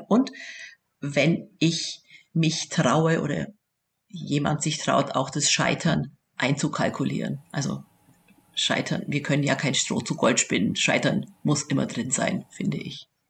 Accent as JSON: {"language": "German", "region": "Bavaria", "country": "Germany", "also_born_or_lived": "Augsburg", "accent": "Southern German, rolled R", "said": "Das hört man auch am rollenden R. da, erkennt, da erkennt man uns Süddeutsche immer un, äh, wirklich unverkennbar"}